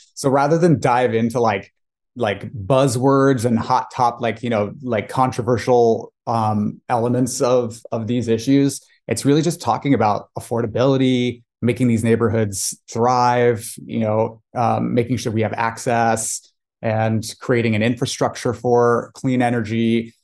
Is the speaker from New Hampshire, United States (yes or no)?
no; Irvine, California, United States; I'm the son of Iranian working class immigrants who came to Irvine, California specifically to, to give their kids opportunities